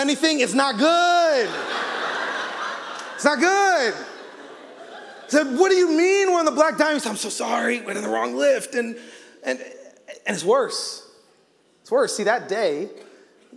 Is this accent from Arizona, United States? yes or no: yes; Arizona, United States; I grew up in Arizona